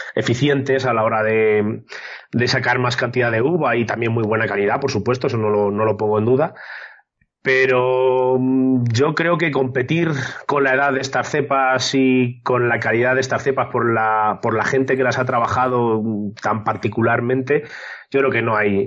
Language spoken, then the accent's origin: Spanish; San Juan de la Nava, Castile and León, Spain; mi pueblo, San Juan de es un pueblo pequeñito, de 600 habitantes